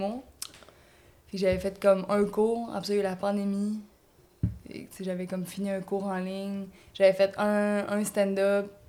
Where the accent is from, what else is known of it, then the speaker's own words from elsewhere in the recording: Matane, Quebec, Canada; now in Montreal, Canada; Moi, je viens de Matane.